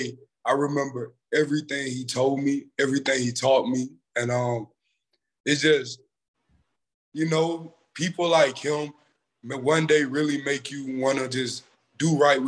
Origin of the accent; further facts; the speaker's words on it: Eufaula, Alabama, United States; also born or lived in Union Springs, Alabama; I grew up in Eufaula, Alabama. My mom, she moved to Eufaula when I was born, and I've been going to school there ever since then